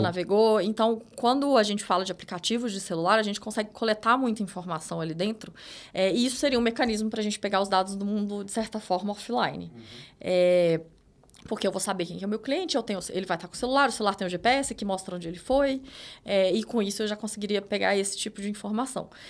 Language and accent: Portuguese; interior of Minas Gerais, Brazil; sou de Minas, interior de Minas.